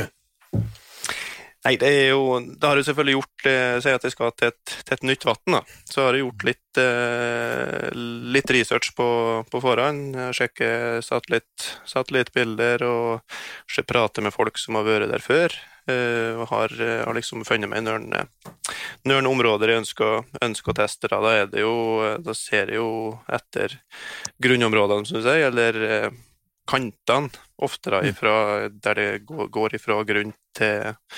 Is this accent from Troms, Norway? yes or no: yes; Dividalen, Troms, Norway; also born or lived in Hedmark; Jeg har vokst opp på Frihetsløa innst inne i Dividalen